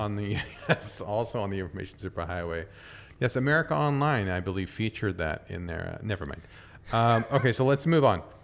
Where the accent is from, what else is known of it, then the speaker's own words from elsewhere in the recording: San Diego, California, United States; now in Tokyo, Japan; my hometown, San Diego